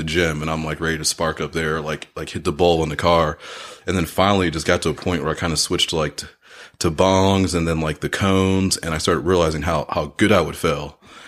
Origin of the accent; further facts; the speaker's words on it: Orlando, Florida, United States; now in Michigan, United States; I grew up in Orlando, so we played baseball year round all the time there.